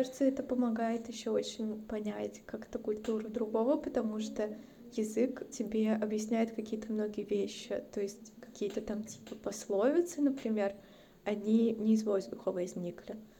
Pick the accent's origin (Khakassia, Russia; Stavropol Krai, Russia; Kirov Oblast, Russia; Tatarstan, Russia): Stavropol Krai, Russia; Stavropol; moved away; also born or lived in Saint Petersburg / Moscow; я родилась и выросла в России. Но я родилась и выросла, ну, типа, на Северном Кавказе